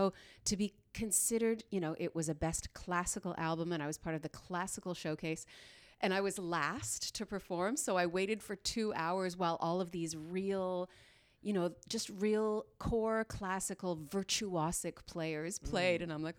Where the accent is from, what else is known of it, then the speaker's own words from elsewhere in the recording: Dryden, Ontario, Canada; born there; also born or lived in Smooth Rock Falls / Sioux Lookout / Pine Falls / Iroquois Falls; I was born in Dryden. I lived in Smooth Rock Falls, Sioux Lookout, Pine Falls, Iroquois Falls, Richelieu, Quebec.